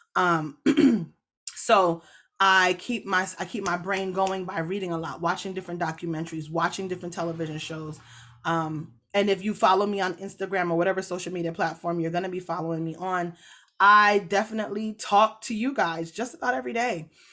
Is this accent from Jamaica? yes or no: yes; Jamaica; I am a Jamaican.